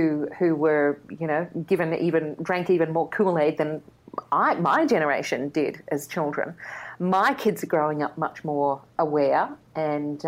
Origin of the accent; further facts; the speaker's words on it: Manly, New South Wales, Australia; I grew up in Manly